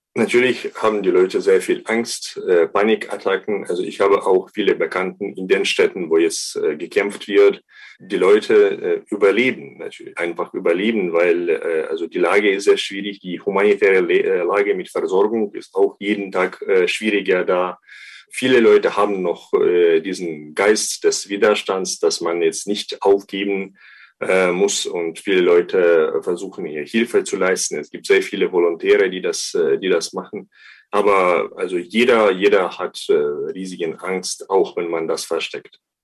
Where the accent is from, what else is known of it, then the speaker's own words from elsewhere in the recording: Ukraine; als Ukrainer würde ich sagen